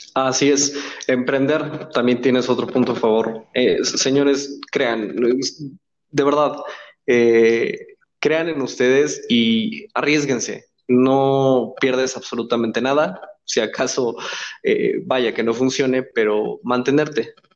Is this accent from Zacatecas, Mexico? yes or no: no; Pachuca, Hidalgo, Mexico; somos paisanos, de hecho, los tres por si ya estábamos en esa, en este tenor, los tres somos de Pachuca